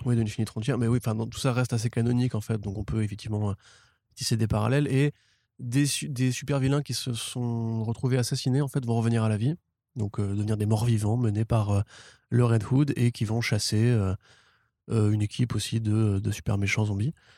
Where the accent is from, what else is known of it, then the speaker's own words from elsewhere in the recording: France; en tant que Français